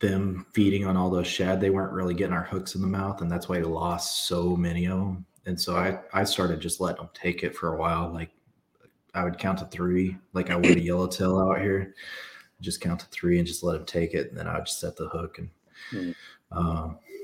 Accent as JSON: {"language": "English", "region": "Kansas", "country": "United States", "moved": "yes", "said": "I'm from Kansas."}